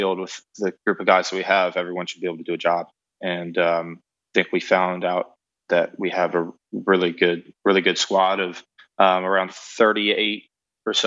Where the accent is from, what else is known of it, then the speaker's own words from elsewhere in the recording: United States; moved away as an adult; now in England; being an American